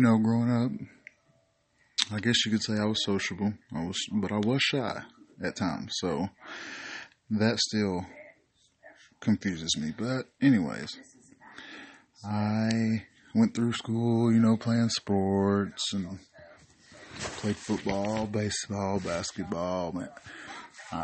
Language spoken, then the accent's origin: English; Knoxville, Tennessee, United States; I am from Knoxville, Tennessee